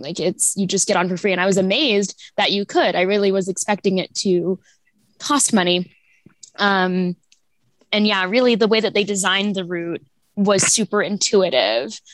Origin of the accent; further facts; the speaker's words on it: Overland Park, Kansas, United States; now in Lawrence, United States; I grew up in Overland Park